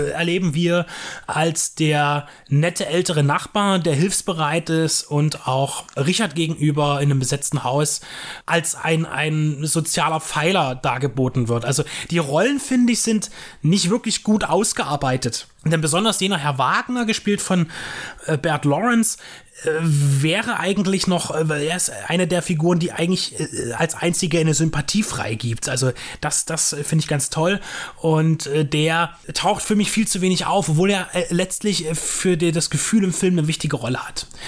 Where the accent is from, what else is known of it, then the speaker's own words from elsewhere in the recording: Dresden, Saxony, Germany; born there; Ich bin 87 geboren in Dresden